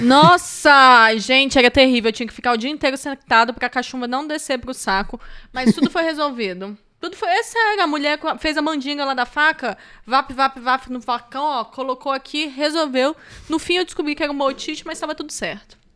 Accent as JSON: {"language": "Portuguese", "area": "Moraes", "region": "eastern Minas Gerais", "country": "Brazil", "tie": "born or raised there", "also_born_or_lived": "Itajubá, Minas Gerais / Vitória, Espírito Santo", "moved": "yes", "said": "eu nasci em Itajubá, gente, que é sul de Minas, graças a Deus. E cresci em Moraes, que é leste de Minas"}